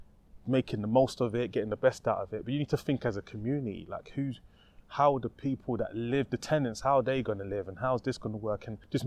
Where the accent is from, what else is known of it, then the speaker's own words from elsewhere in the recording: United Kingdom; we're British, darling.